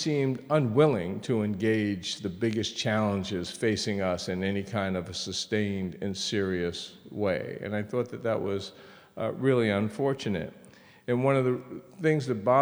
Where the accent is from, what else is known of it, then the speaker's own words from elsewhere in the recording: United States; My sister and I grew up in a period when it was probably the best time to be growing up in America